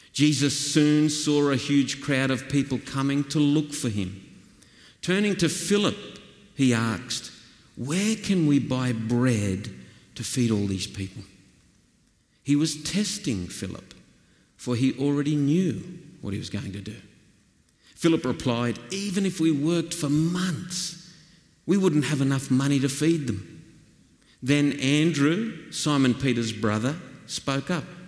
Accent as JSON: {"language": "English", "region": "northwestern New South Wales", "country": "Australia", "tie": "born or raised there", "said": "I come from the flat plains of northwestern New South Wales"}